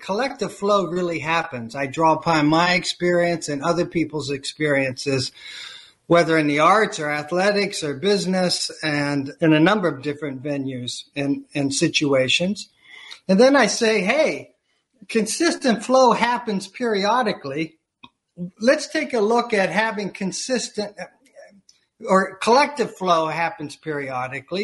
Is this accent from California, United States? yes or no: no; Eastern Ohio, United States; now in Chicago, United States; I grew up in Eastern Ohio in the foothills of Appalachia